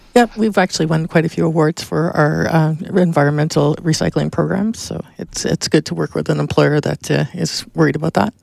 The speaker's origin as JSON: {"language": "English", "region": "Ontario", "country": "Canada", "moved": "as an adult", "lives_now": "Victoria, Canada", "said": "I'm originally from Ontario. Uh, moved out here about seven years ago."}